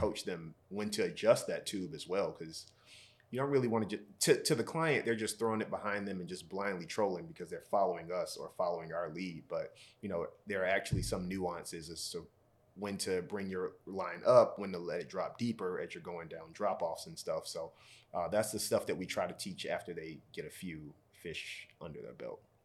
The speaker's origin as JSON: {"language": "English", "region": "Georgia", "country": "United States", "moved": "as an adult", "lives_now": "Rhode Island, United States", "said": "So I'm from Georgia"}